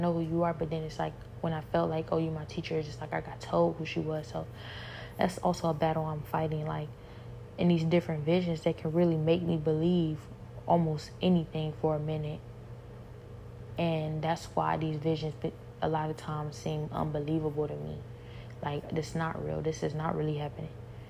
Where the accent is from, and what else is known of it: Cleveland, Ohio, United States; now in Houston, United States